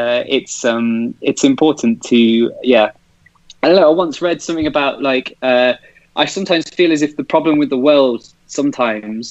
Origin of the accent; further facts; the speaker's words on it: Leicester, East Midlands, United Kingdom; moved away as an adult; now in Ankara, Turkey; I'm from Leicester